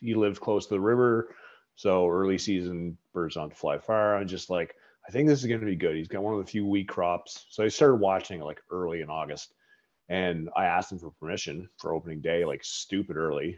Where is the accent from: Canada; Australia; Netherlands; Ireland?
Canada; Nova Scotia; I'm from, I grew up in Nova Scotia